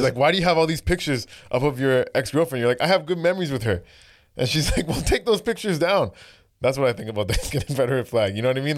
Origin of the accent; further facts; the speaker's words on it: Brampton, Ontario, Canada; I grew up in Brampton